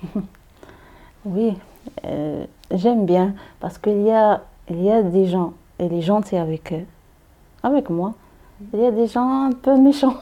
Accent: Meknes, Fès-Meknès, Morocco; French is a second language; moved away as an adult; now in Paris, France; je viens au Maroc. Au Maroc, la ville, c'est Meknes.

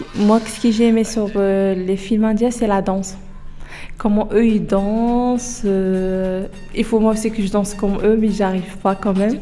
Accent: Oujda, Oriental, Morocco; French is a second language; now in France; moi, je suis marocaine. Euh, j'habite d'origine à Oujda.

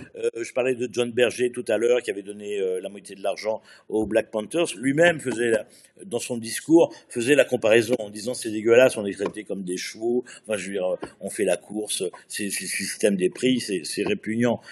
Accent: France; chez nous en France

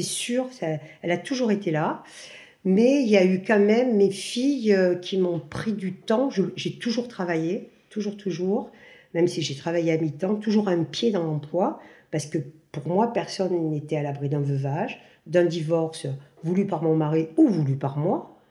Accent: Marseille, Provence-Alpes-Côte d'Azur, France; moved away as an adult; now in Pont-en-Royan, France; je suis de Marseille, mais actuellement je vis depuis ce Covid à la campagne de Le Vercors, à Pont-en-Royan

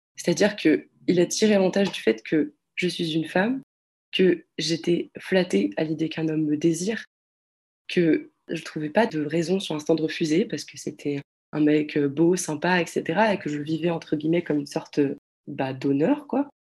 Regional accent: France; je suis française

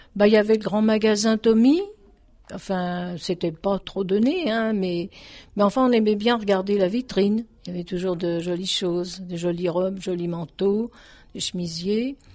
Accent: Dugny, Île-de-France, France; also born or lived in Aubervilliers; j'étais originaire de Dugny, qui est voisin donc au Aubervilliers.

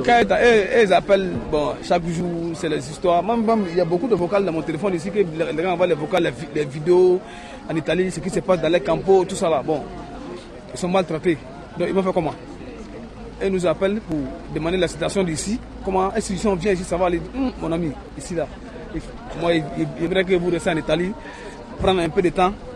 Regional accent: Côte d’Ivoire; moved away as an adult; also born or lived in Italy; now in France; je viens de la Côte d'Ivoire.

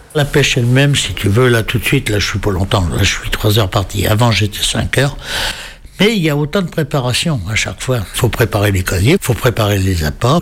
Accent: near the border with Normandy, Brittany, France; je suis né en Bretagne, enfin juste à la limite Bretagne-Normandie

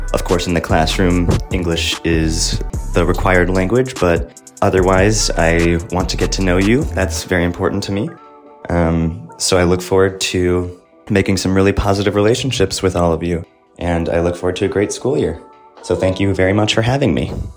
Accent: Chicago, Illinois, United States; moved away as an adult; now in France; I am from Chicago, Illinois, in the United States of America hence my funny accent.

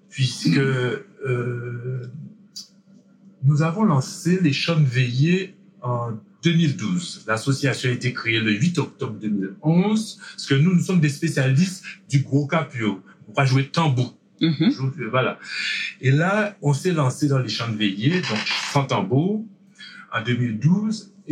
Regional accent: French Antilles, France; que le 1er novembre chez nous aux Antilles, c'est le jour où tout le monde va au cimetière déposer une bougie pour leur disparu.

